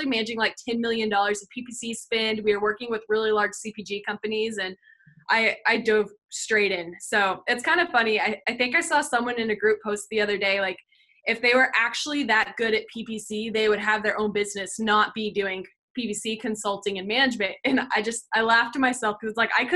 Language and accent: English; Northwest Arkansas, United States; I'm actually born and raised in Northwest Arkansas, which is the home of Walmart